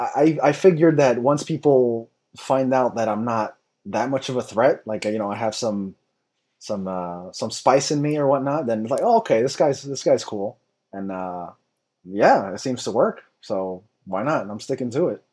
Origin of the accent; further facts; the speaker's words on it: United States; I'm American